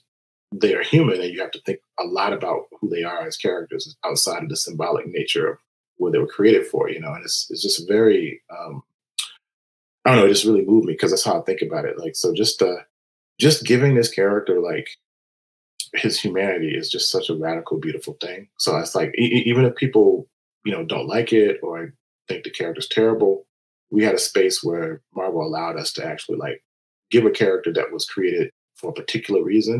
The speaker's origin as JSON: {"language": "English", "town": "Florida", "region": "Mississippi", "country": "United States", "tie": "born or raised there", "moved": "yes", "said": "I grew up in a very agrarian, space in Mississippi. I'm from Mississippi originally"}